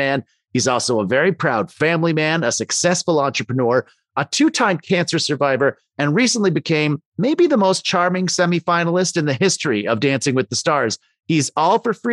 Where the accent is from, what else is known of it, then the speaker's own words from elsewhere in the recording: Canada; I'm from Canada there